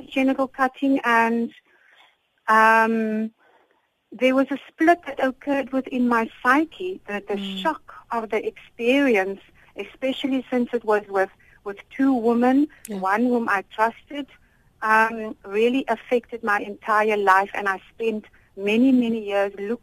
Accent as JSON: {"language": "English", "town": "Cape Town", "region": "Western Cape", "country": "South Africa", "tie": "born or raised there", "said": "I was born in Cape Town and grew up in a Muslim family here locally"}